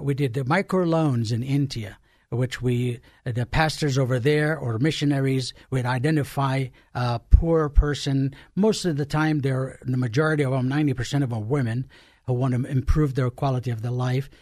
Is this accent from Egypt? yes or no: yes; Egypt; born or raised there; moved away